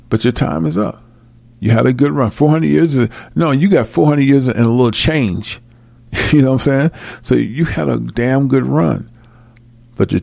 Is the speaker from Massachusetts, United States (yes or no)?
no; Illinois, United States; moved away; my hometown in Illinois